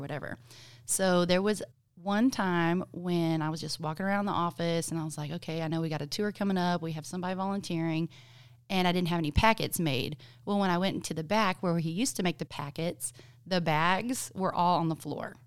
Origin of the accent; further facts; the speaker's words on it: Gonzales, Texas, United States; growing up in Gonzales